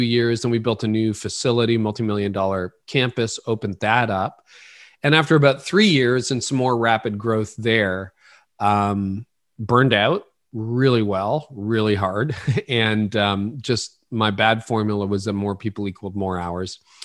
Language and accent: English; Ontario, Canada; also born or lived in Oro-Medonte, Ontario; I was born in Canada